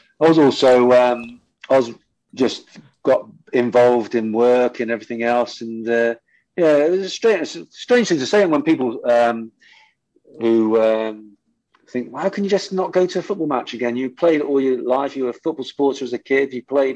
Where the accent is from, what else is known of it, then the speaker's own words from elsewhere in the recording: Bristol, South West England, United Kingdom; play for my hometown club